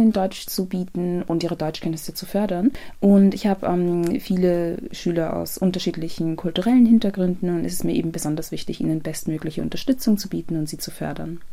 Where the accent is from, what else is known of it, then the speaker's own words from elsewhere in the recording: Ghana; now in Austria; ich bin ursprünglich aus Ghana